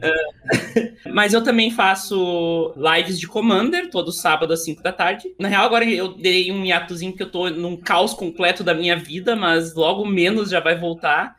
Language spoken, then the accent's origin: Portuguese; Montenegro, Rio Grande do Sul, Brazil; Eu sou de Montenegro, tá? É uma cidade do lado de, Porto Alegre